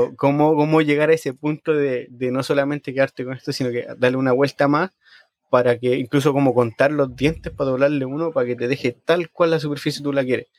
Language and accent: Spanish; Chile; now in Sweden; cuando yo crecí en Chile